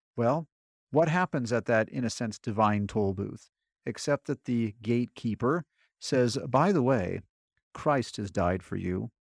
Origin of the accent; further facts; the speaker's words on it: California, United States; moved away as an adult; I grew up in California